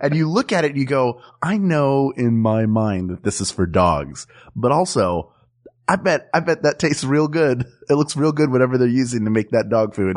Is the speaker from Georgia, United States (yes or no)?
no; Philadelphia, Pennsylvania, United States; I'm from Philadelphia